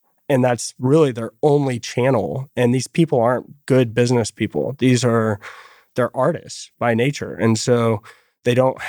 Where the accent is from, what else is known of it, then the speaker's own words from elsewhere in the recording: Fort Worth, Texas, United States; Yeah. So born and raised here in Fort Worth, Texas.